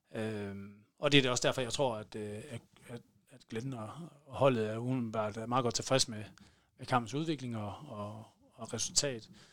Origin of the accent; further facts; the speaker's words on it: Varde, Southern Denmark, Denmark; i Varde der, hvor jeg, hvor jeg er fra.